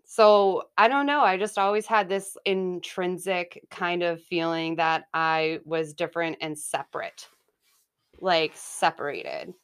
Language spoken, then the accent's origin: English; Haverhill, Massachusetts, United States; also born or lived in Salem, Massachusetts; so I was born in Salem, Massachusetts, and, um, grew up in Haverhill, Mass